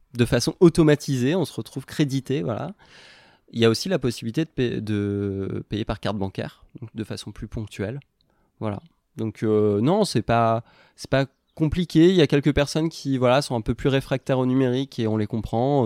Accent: Normandy, France; j'ai grandi en Normandie

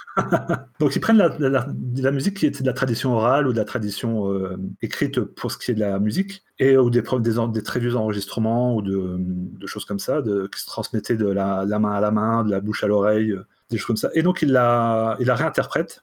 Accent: Brittany, France; chez moi, en Bretagne profonde

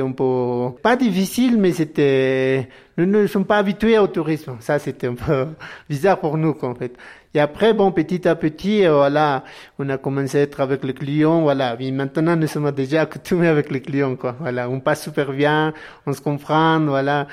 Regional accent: Tuni Condoriri, Cordillera Real, Altiplano, La Paz, Bolivia; French is a second language; Je viens de la Cordillera Royale, de l'Altiplano, près de lac en fait

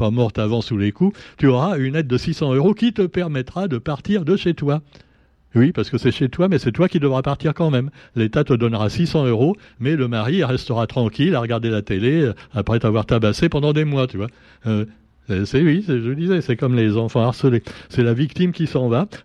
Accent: Réunion; il enlérise notre qualité réunionnais. J'excuse si j'ai un accent parisien, excusez-moi.

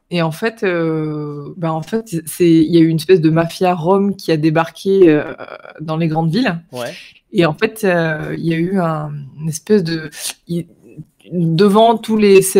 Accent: Marseille, Provence-Alpes-Côte d'Azur, France; bah, bon, on peut commencer par le fait que j'ai grandi à Marseille.

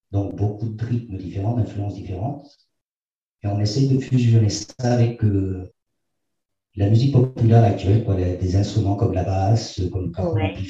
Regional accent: Argentina; born there; Je suis né en Argentine pendant le coup d'État du Chili.

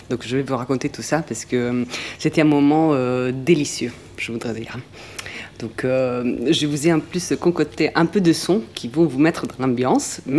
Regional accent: Venice, Veneto, Italy; French is a second language; moved away; je suis de Venise, mais que j'ai une grand-mère

